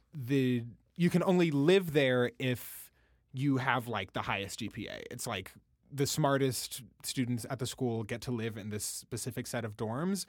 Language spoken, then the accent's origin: English; Washington, District of Columbia, United States; I'm from Washington, D C. My mom is from D C originally